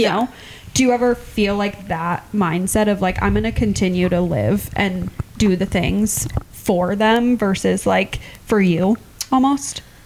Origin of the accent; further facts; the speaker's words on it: Clear Lake, Iowa, United States; I'm from Clear Lake